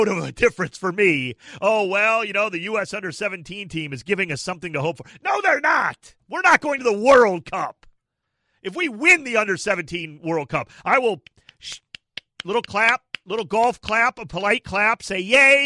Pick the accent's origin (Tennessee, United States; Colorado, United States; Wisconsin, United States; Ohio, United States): Ohio, United States; Cleveland; moved away as an adult; also born or lived in Mansfield, Ohio; now in Los Angeles, United States; Ohio boy. I grew up in Cleveland, born and raised, and outside of Cleveland in the Mansfield area